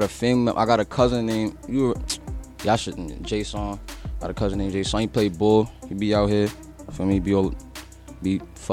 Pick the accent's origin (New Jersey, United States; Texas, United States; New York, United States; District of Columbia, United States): New York, United States; New York City; I'm from Sugar Hill, Harlem.